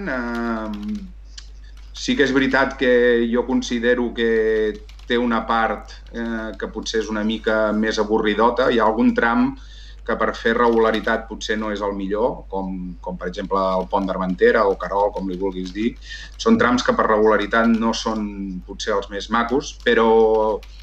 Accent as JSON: {"language": "Catalan", "town": "La Roca del Vallès", "region": "Catalonia", "country": "Spain", "tie": "born or raised there", "also_born_or_lived": "Viladrau", "said": "Jo sóc uh, nascut de, de la Roca del Vallès, eh, continuo vivint aquí a la Roca del Vallès"}